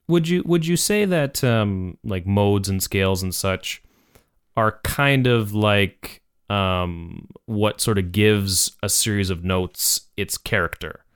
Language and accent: English; Canada; we were Canadian, we love being Canadian